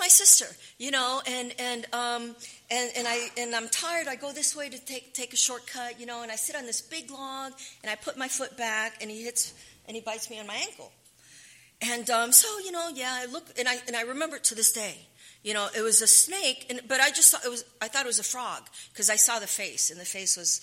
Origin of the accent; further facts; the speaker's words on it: Panama; moved away; also born or lived in San Fernando; I was born in Panama.